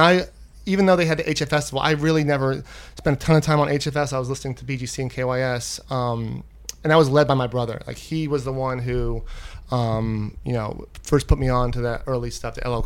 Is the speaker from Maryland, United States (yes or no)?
yes; Silver Spring, Maryland, United States; moved away; I am from Washington, D.C., Silver Spring, Maryland, to be exact